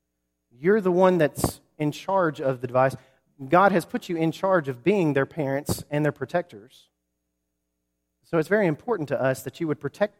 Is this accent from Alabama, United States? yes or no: yes; Huntsville, Alabama, United States; also born or lived in New Market, Alabama; I grew up in Huntsville, Alabama